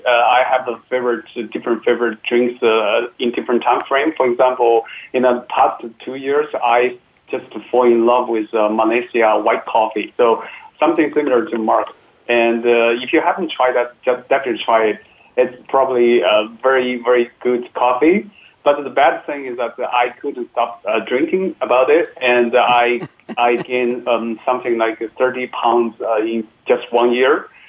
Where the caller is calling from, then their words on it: Beijing, China; English is a second language; I'm calling from Beijing, but hopefully next summer we come calling from Paris. So I'm in the middle of a vacation.